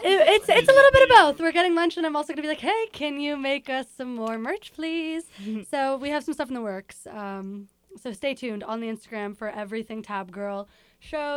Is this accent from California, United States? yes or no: yes; Los Angeles, California, United States; moved away as an adult; also born or lived in Monmouth County, New Jersey; I am from